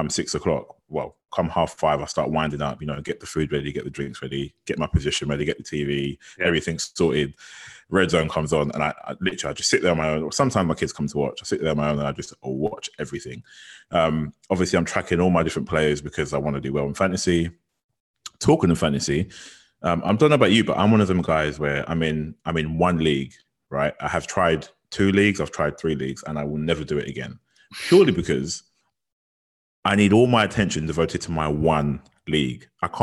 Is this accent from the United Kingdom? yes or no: yes; London, United Kingdom; I'm from North London